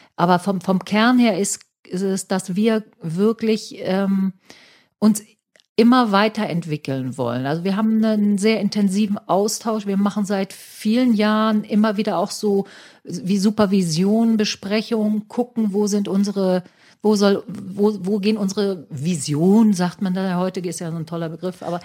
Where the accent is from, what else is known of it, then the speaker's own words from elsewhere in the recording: Hamburg, Germany; wir als Hamburger